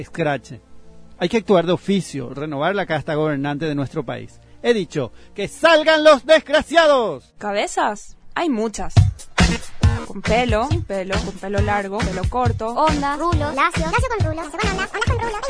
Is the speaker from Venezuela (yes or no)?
no; Paraguay; está la vergüenza que pasamos internacionalmente como paraguayos.